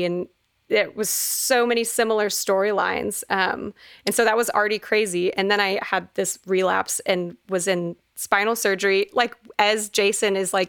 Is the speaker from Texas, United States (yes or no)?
yes; Fort Worth, Texas, United States; born or raised there